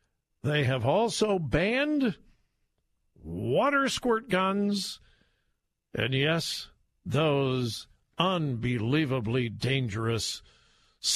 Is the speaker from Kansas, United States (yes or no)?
no; Compton, California, United States; I grew up in Southern California